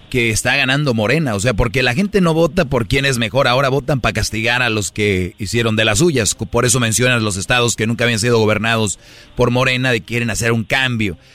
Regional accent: Monterrey, Nuevo León, Mexico; yo soy, de Monterrey

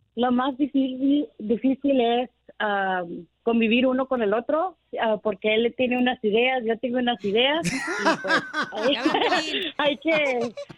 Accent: United States; yo soy de aquí, pero mi familia es salvadoreña

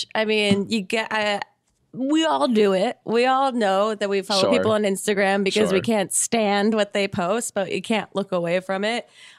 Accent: New Jersey, United States; I'm from South Jersey

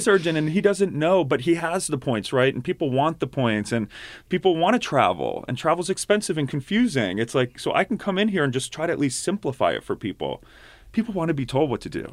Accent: outside of Philadelphia, Pennsylvania, United States; also born or lived in Pittsburgh; I grew up outside of Philly.

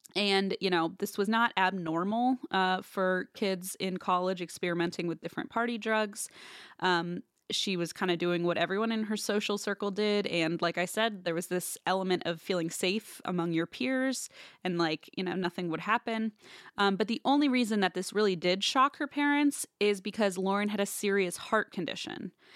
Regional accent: Midwest, United States; I'm from the Midwest

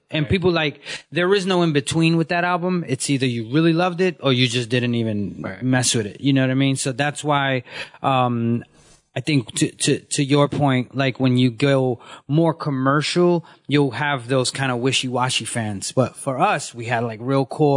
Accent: New York City, New York, United States; I come from Bushwick before it was gentrified

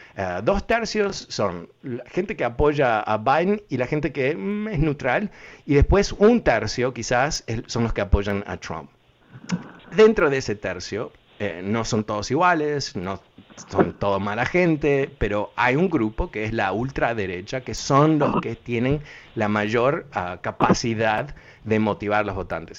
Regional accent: Uruguay; moved away; also born or lived in Buenos Aires, Argentina; yo no soy argentino, que tengo el tono, soy uruguayo, pero viví en, Buenos Aires casi

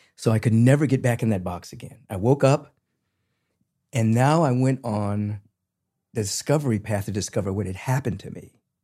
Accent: Washington, District of Columbia, United States; moved away; I'm originally from Washington, D C.

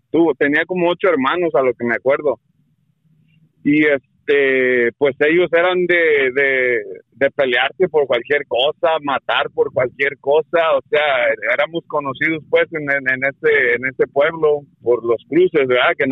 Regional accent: Guerrero, Mexico; moved away; esto pasó allá en Guerrero, soy yo de Guerrero

